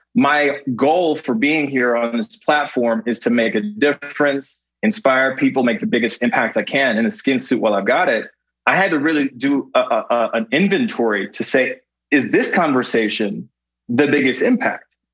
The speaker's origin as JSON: {"language": "English", "country": "Canada", "tie": "born or raised there", "moved": "as an adult", "said": "I grew up in Canada where we had our own version of MTV called Much Music"}